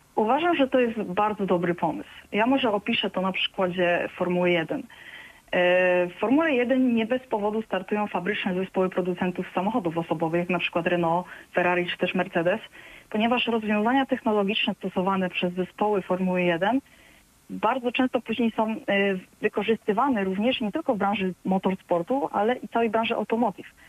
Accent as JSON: {"language": "Polish", "region": "Silesian Voivodeship", "country": "Poland", "moved": "yes", "said": "ja pochodzę ze Śląska"}